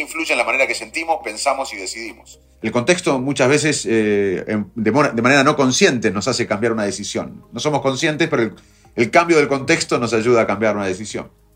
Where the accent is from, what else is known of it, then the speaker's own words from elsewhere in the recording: Arroyo Dulce, Buenos Aires, Argentina; los dos nos criamos en Arroyo Dulce, en Salto